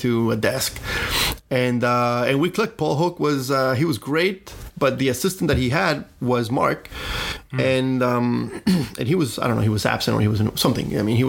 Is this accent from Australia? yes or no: no; Colombia; also born or lived in Los Angeles, United States; now in Miami, United States; I came from obviously from Colombia, but I, you know, studied in the US